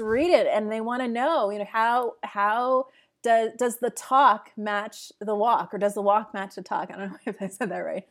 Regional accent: upstate New York, United States; moved away as an adult; also born or lived in Jamaica; now in Portugal; I was born in Jamaica originally and, uh, moved to the U S with my family when I was three years old to upstate New York

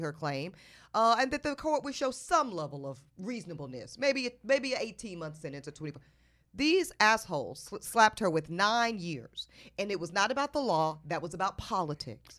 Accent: North Carolina, United States; I grew up in North Carolina.

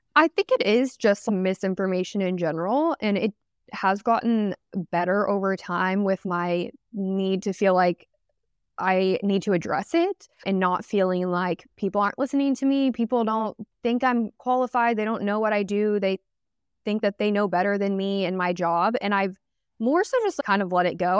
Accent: Dallas-Fort Worth area, Texas, United States; I'm, like, from the D F W area and always been, like, kind of in the city, I live in Dallas now

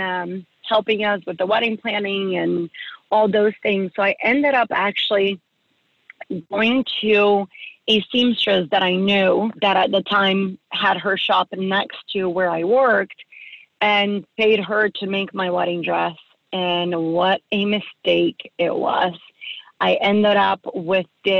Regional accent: Gainesville, Florida, United States; I grew up in Gainesville, Florida

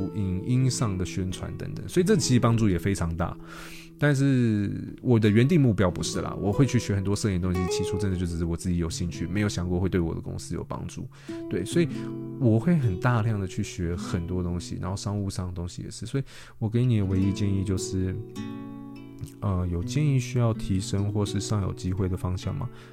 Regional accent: Taiwan; 我们台湾人

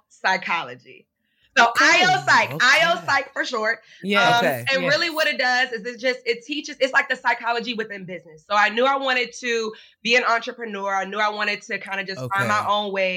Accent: Richmond, Virginia, United States; moved away as an adult; now in Maryland, United States; I'm actually from Richmond, Virginia. So I moved to Maryland

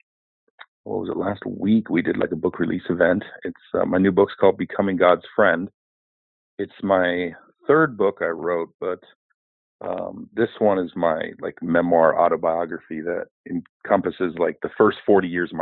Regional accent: outside of Seattle, Washington, United States; I grew up outside of Seattle, Washington

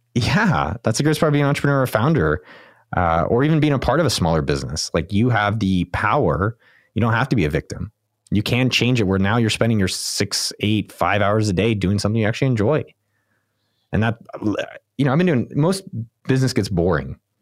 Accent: Silicon Valley, California, United States; I grew up in Silicon Valley

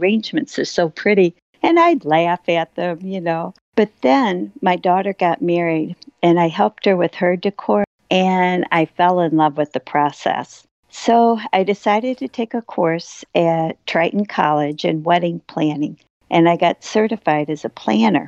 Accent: St. Louis, Missouri, United States; I grew up in St. Louis

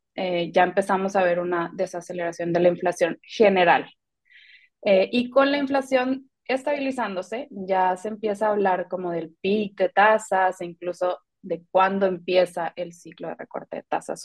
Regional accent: Mexico; siendo mexicanos

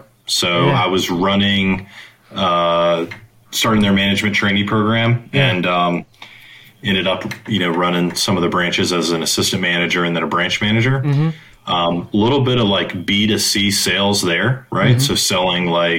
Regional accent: Virginia, United States; also born or lived in San Francisco; now in Charlotte, United States; I'm an East Coast guy. I was born in Virginia

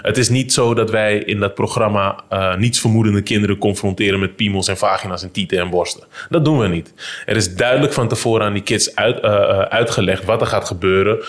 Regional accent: Amsterdam, North Holland, Netherlands; waar ik ben opgegroeid in, eh, de Vogelbuurt in, eh, Holendrecht.

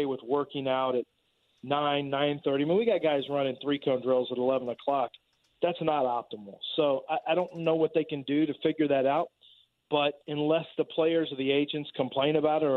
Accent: Texas, United States; I'm from Texas

